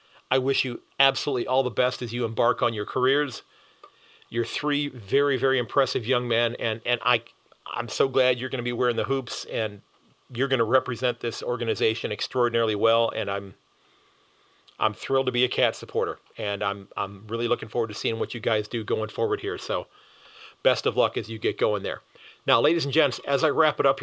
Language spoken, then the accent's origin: English; United States; coming in as an American